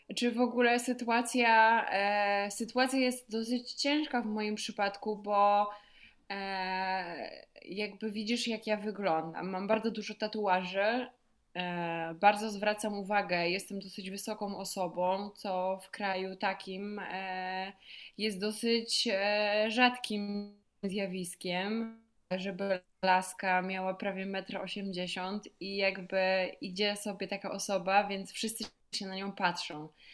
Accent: Poland; skąd jestem, a ja mówię, że z Polski

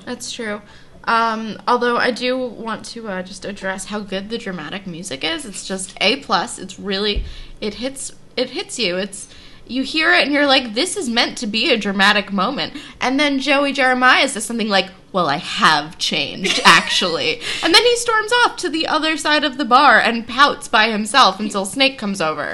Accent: East Coast, United States; I am Jewish and from the East Coast, and that's what we do here

